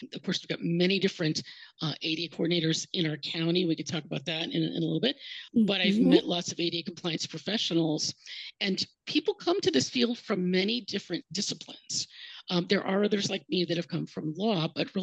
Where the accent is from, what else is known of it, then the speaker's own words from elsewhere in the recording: Cleveland, Ohio, United States; moved away as an adult; also born or lived in Columbus, Ohio; now in Miami, United States; I'm from Ohio originally, the Cleveland area.